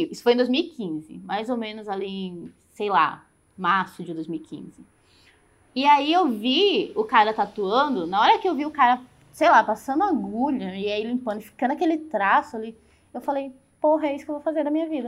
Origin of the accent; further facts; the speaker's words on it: São Luís, Maranhão, Brazil; moved away as an adult; now in Curitiba, Brazil; Eu tava lá no Maranhão. São Luís? São Luís.